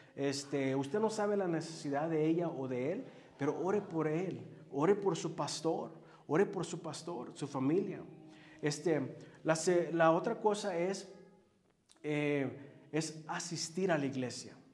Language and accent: Spanish; Los Angeles, California, United States; Yo crecí en Los Ángeles, allá en lo mero bueno